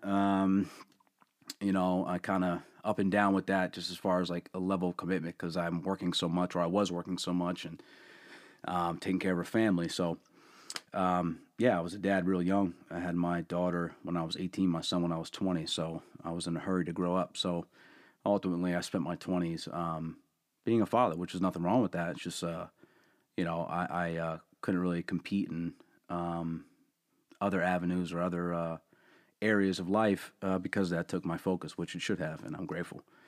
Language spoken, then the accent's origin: English; Allentown, Pennsylvania, United States; born and raised in Allentown